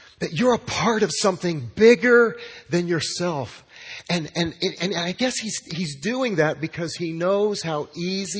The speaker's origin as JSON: {"language": "English", "town": "Los Alamos", "region": "New Mexico", "country": "United States", "tie": "born or raised there", "also_born_or_lived": "New Orleans", "moved": "yes", "lives_now": "Midland, United States", "said": "growing up in my hometown of Los Alamos, New Mexico"}